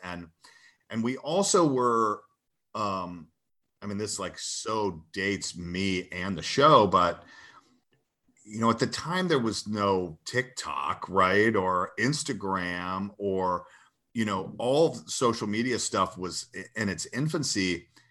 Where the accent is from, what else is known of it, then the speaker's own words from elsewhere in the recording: Athens, Georgia, United States; I grew up in Georgia and my, uh, my youth was spent in Athens